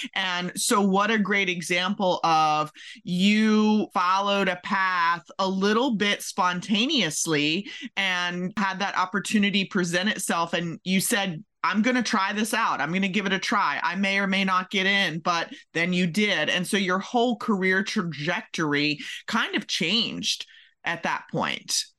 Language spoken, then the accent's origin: English; Maryland, United States; now in Kentucky, United States; I'm originally from Maryland